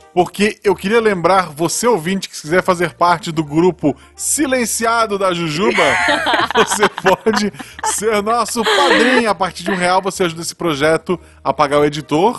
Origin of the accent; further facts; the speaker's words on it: Florianópolis, Santa Catarina, Brazil; moved away as an adult; now in Gaspar, Brazil; Eu nasci em Florianópolis, uhum. que é uma capital, embora seja uma capital pequena, porque é uma ilha não tem muito espaço para crescer. Uhum. É, de lá, eu vim